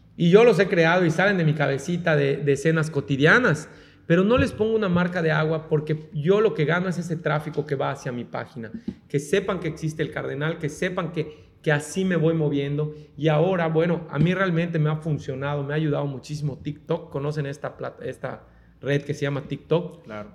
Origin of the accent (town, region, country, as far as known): Mexico